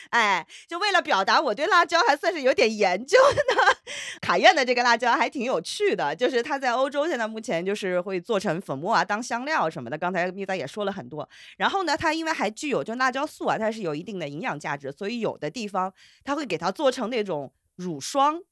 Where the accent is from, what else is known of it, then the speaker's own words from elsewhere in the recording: Hunan, China; 我湖南人